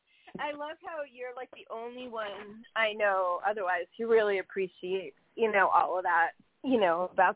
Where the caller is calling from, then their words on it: New York, United States; Hi, it's … from New York.